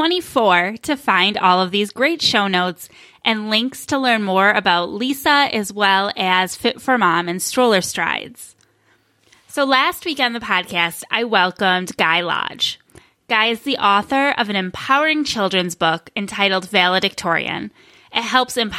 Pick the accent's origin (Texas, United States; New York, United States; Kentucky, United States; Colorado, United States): New York, United States; Western; moved away as an adult; now in Phoenix, United States; I'm from Western New York